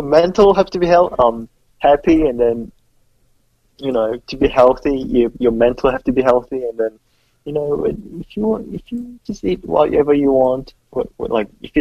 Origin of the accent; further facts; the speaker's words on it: South Korea; now in Australia; we're from Korea, so we've got connections in Korea